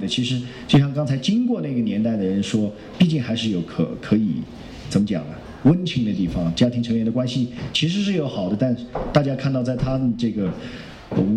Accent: Yunnan, China; 找了一个是我听了口音是我们云南的一个哈。

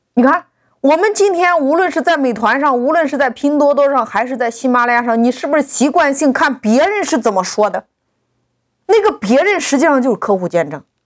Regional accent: China; 我们中国人

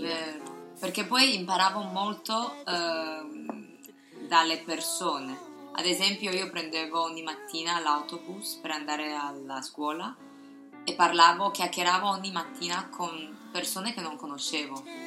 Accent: Taiwan; Italian is a second language; now in Shanghai, China; io sono cinese di Taiwan

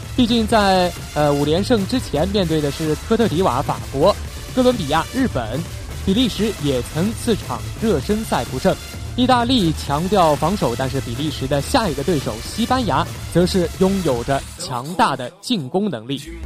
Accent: China; 作为中国人

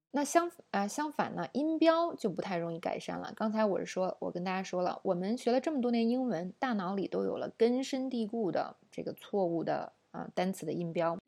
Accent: China; 我们中国人

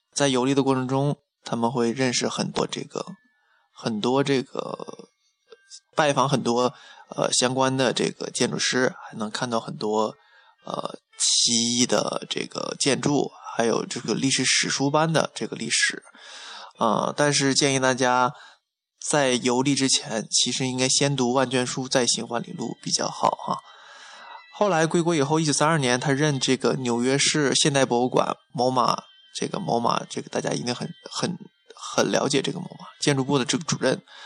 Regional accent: China; 我们中国人

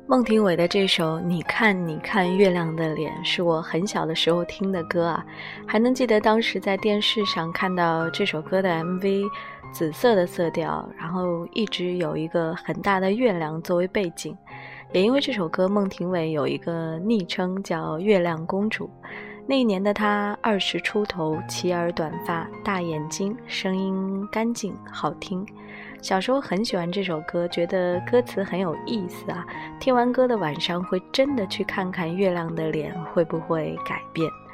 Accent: Hefei, Anhui, China; moved away; 我是和肥人

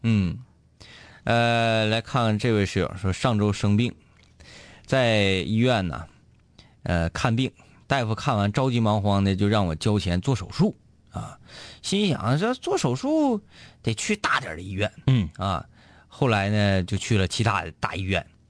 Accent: Baishan, Jilin, China; 在我老家，嗯。啊，呃，白山湾沟，那就矿里

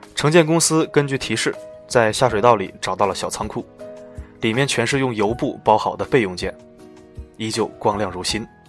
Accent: China; 我们中国人

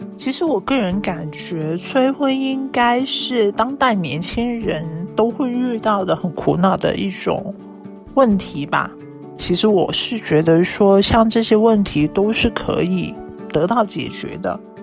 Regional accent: Yangjiang, Guangdong, China; now in Guangzhou, China; 我的家乡是在阳江的

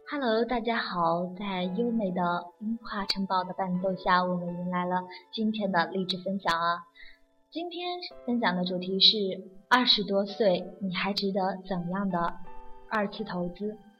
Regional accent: China; 我们中国人吃礼的传统都是有父母教导的

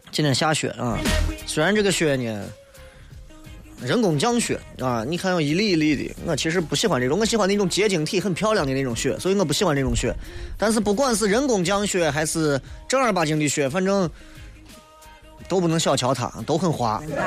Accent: Xi'an, Shaanxi, China; 我是西安的，所以我就住在西安

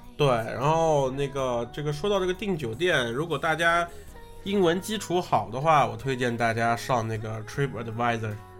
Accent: China; moved away; also born or lived in Thailand; 我作为一个中国人

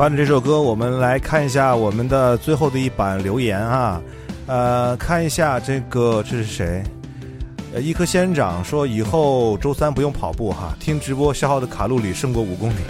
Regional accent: Xi'an, Shaanxi, China; 我们家乡的一部剧

